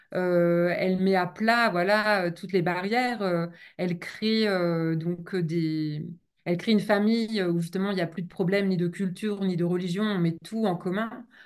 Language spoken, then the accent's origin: French; the banks of the Loire, Pays de la Loire, France; Rochefort sur Loire, donc sur les bords de Loire, là d'où je viens